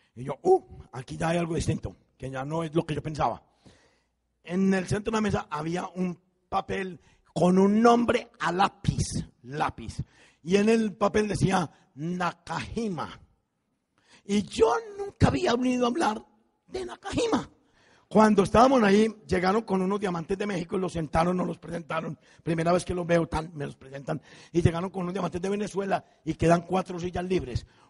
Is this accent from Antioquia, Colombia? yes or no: yes; Envigado, Antioquia, Colombia; moved away; yo me fui con eso para mi pueblo, para Envigado